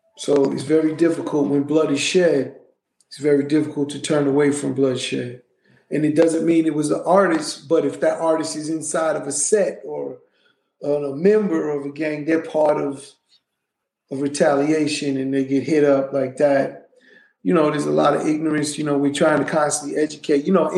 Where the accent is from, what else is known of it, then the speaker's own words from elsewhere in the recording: New York City, New York, United States; also born or lived in Brownsville, Brooklyn; I was raised in Hollis, Queens.